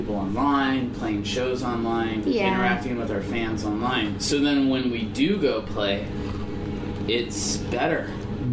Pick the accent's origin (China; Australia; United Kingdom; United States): United States; Land O'Lakes, Florida; moved away as an adult; also born or lived in Los Angeles; now in Tampa, United States; We live in Tampa, but we grew up in Land O'Lakes